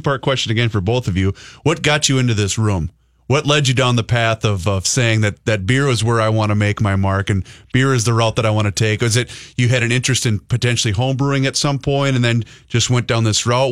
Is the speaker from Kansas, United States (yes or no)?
no; Faribault, Minnesota, United States; now in Carver, United States; I'm a kid that grew up in Faribault